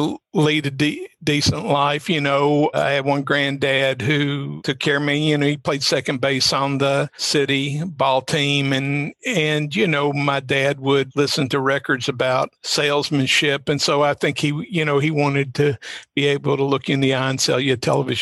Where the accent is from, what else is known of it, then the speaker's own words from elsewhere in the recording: Hazard, Kentucky, United States; also born or lived in Whitesburg, Kentucky; I grew up in Hazard, which is 30 miles from Whitesburg, where I live and work now